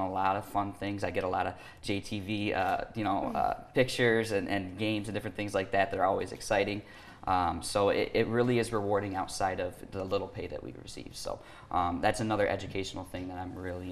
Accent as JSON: {"language": "English", "town": "Jackson", "country": "United States", "tie": "born or raised there", "said": "place that I grew up with in Jackson"}